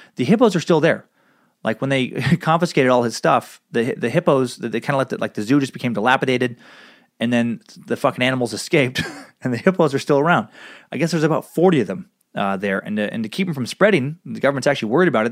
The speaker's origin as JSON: {"language": "English", "town": "Riggins", "region": "Idaho", "country": "United States", "tie": "born or raised there", "said": "my hometown of Riggins, Idaho"}